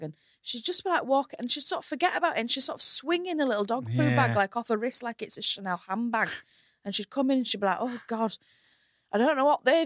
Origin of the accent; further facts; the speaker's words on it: Hull, Yorkshire and the Humber, United Kingdom; my hometown Hull